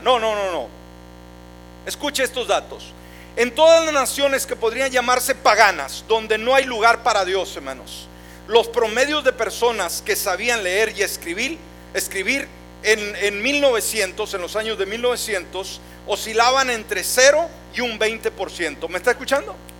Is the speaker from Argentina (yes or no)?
no; Mexico; en nuestro México, hablando por mi país